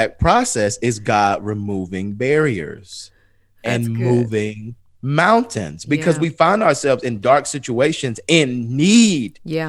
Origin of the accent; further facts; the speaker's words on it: Atlanta, Georgia, United States; I'm from the east side of Atlanta.